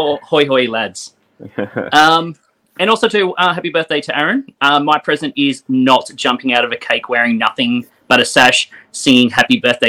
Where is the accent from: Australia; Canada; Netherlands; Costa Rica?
Australia; Tamworth, New South Wales; moved away as an adult; now in Queensland, Australia; So, I didn't grow up in Queensland. I've just lived up here for a few years. I grew up in Tamworth